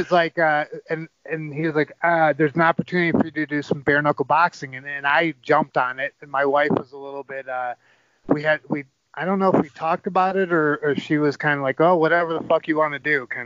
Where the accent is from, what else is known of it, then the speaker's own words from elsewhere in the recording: Ann Arbor, Michigan, United States; would take a lot of pride in that in the fact that I'm from Ann Arbor, you know.